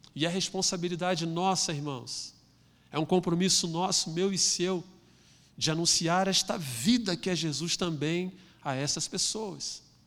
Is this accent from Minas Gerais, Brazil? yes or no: no; Rio de Janeiro, Brazil; aqui no nosso Rio de Janeiro